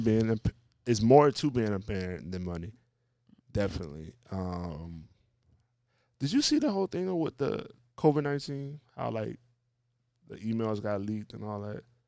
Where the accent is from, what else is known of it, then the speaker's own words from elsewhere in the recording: Louisiana, United States; New Orleans, like, my home state